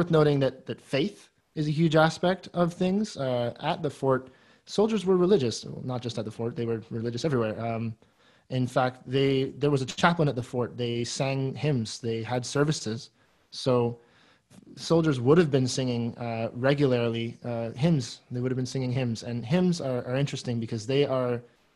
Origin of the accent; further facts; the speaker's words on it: Guelph, Ontario, Canada; now in Kingston, Canada; I'm from Guelph